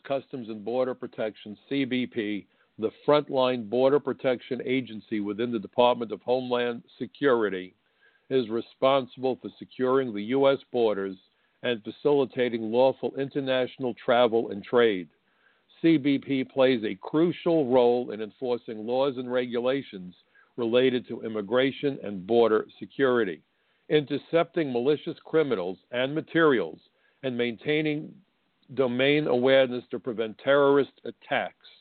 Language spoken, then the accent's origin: English; United States; my own country